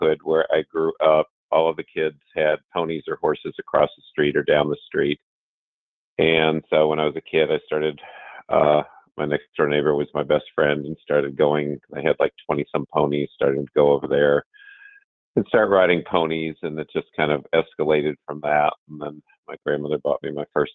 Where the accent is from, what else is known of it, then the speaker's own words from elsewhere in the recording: Barrington, Illinois, United States; moved away as an adult; also born or lived in South Carolina; I grew up in Barrington, Illinois